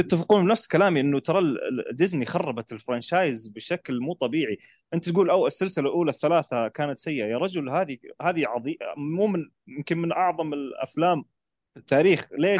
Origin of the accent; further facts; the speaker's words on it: Saudi Arabia; احنا عندنا العرب او السعوديين